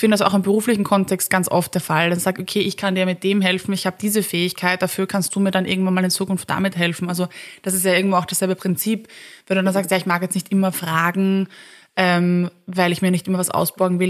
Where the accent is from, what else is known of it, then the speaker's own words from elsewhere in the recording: Vienna, Austria; als Wiener, ja, Wienerin